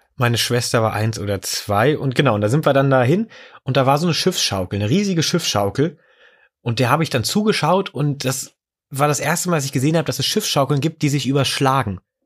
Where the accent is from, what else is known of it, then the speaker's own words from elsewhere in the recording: near Wolfsburg, Lower Saxony, Germany; moved away; ich bin in der Nähe von Wolfsburg aufgewachsen